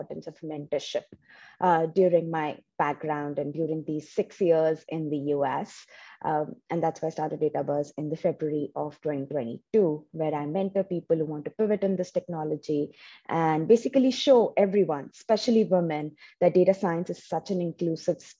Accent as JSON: {"language": "English", "country": "India", "tie": "born or raised there", "also_born_or_lived": "New Jersey, United States", "second_language": "English", "moved": "as an adult", "lives_now": "United States", "said": "For 22 years, I was in my home state back in India."}